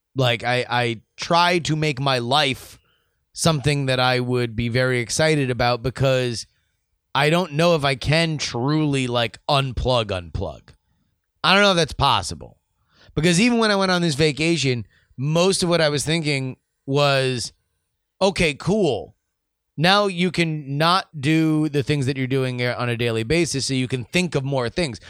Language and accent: English; United States; we're from America